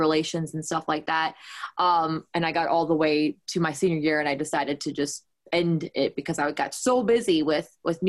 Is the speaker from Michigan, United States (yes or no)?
yes; Canton, Michigan, United States; moved away as an adult; also born or lived in Detroit; now in Nashville, United States; I grew up in a town called Canton, and that was like a suburb, you know, kind of Detroit, kind of halfway between Ann Arbor and Detroit, the city.